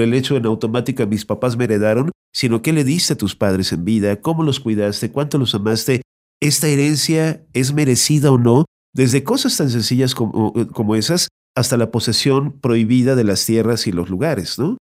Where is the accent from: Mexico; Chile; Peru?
Mexico; como mexicanos